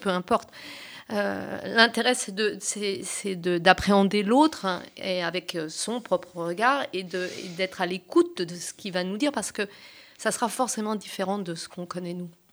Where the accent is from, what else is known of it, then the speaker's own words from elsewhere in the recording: Champagne, Grand Est, France; moved away; also born or lived in Portugal (ancestry) / south of France; depuis que je suis enfant, euh, j'ai euh, baigné, mais, j'ai été bercée par une double culture, mes parents étant des immigrés portugais, installés en Champagne